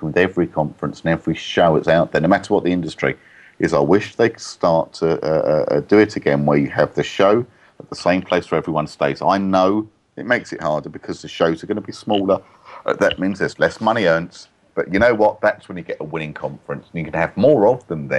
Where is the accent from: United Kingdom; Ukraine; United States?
United Kingdom; London; in London, my hometown